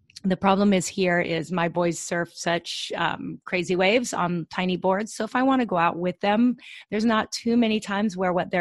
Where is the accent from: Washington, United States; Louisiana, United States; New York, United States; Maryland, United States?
Washington, United States; moved away as an adult; also born or lived in Portland, Oregon; now in Hawaii, United States; I'm from Washington